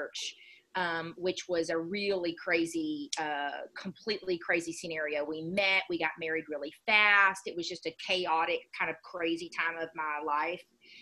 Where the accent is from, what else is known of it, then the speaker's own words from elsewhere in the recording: Dayton, United States; moved away as an adult; also born or lived in Houston; I grew up in Dayton